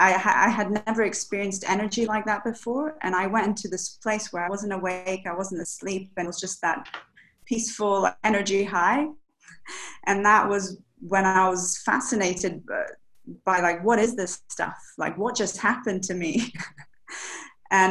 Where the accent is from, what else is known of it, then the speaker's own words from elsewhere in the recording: Dubai, United Arab Emirates; also born or lived in Bahia, Brazil; But I'm half Brazilian, half British. But I was raised here in Dubai. So I used to go back to Brazil in the summers, and I'm from Bahia.